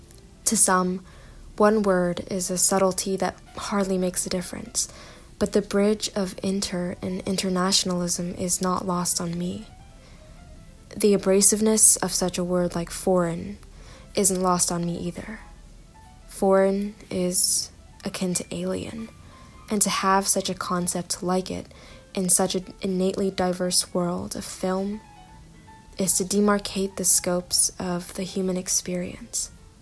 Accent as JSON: {"language": "English", "country": "Indonesia", "tie": "born or raised there", "also_born_or_lived": "Korea / United Kingdom / Singapore", "lives_now": "United States", "said": "I was born in Korea, and I've spent most of my life outside of it, growing up in Indonesia, the United Kingdom, Singapore, and now the United States."}